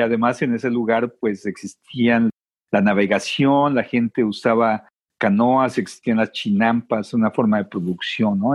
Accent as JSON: {"language": "Spanish", "region": "Mexico City", "country": "Mexico", "tie": "born or raised there", "moved": "as an adult", "lives_now": "United States", "said": "crecí este, en una ciudad muy grande, que sin embargo el medio ambiente, aunque esté modificado, todavía existe, todavía lo ves. Mucha gente eh, al lugar de donde vengo le dice el Valle de México"}